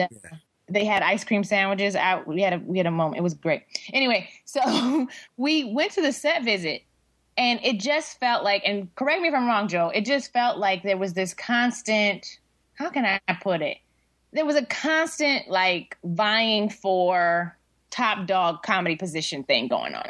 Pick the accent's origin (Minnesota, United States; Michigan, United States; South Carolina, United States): Michigan, United States; Detroit; also born or lived in Seattle, United States / Tacoma, United States; now in Los Angeles, United States; the Detroit News, which is like my hometown paper where I grew up